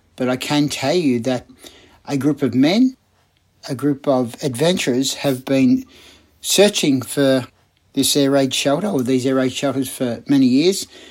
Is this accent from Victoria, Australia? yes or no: yes; Melbourne, Victoria, Australia; a writer from Melbourne